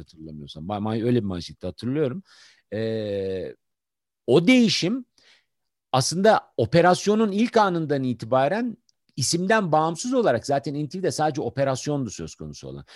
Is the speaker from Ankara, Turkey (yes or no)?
yes; Ankara, Turkey; ben doğma büyüme Ankaralıyım.